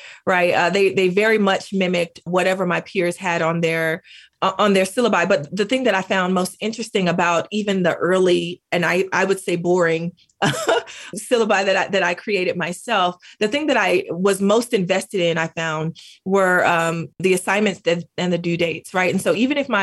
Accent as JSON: {"language": "English", "country": "United States", "also_born_or_lived": "Greensboro, North Carolina", "accent": "Black English", "first_language": "Black English", "said": "Black English is my home language."}